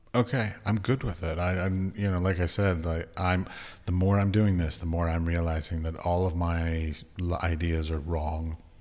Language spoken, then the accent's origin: English; United States; moved away; I'm from America